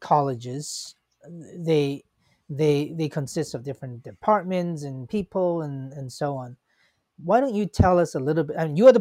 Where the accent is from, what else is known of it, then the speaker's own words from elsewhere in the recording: Hong Kong; now in United States; when I was a kid, I grew up in Hong Kong